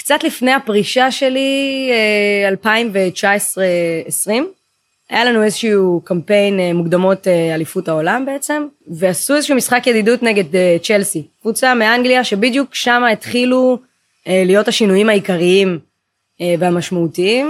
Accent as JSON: {"language": "Hebrew", "country": "Israel", "tie": "born or raised there", "said": "נולדתי בארץ, אבל ההורים הביולוגיים הם אתיופים, ממוצא אתיופי"}